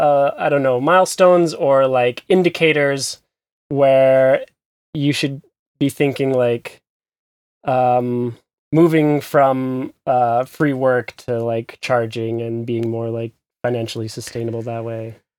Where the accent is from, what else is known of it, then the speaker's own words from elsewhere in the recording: United States; moved away as an adult; now in Berlin, Germany; from the U S like me, but, uh, based also in Berlin